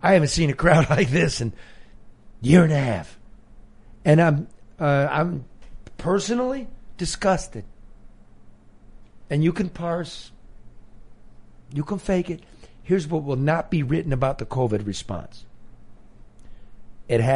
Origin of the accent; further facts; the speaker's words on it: Michigan, United States; we're from Michigan